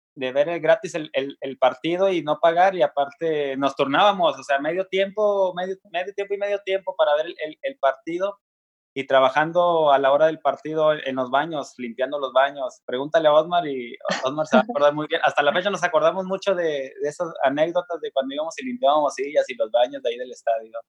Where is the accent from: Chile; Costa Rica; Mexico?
Mexico; desde el rancho de donde soy, originario de Nuevo León, Coahuila